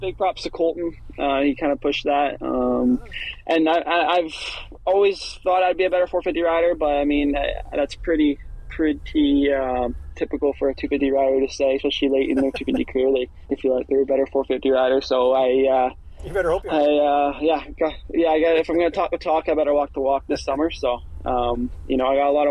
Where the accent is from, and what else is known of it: Canada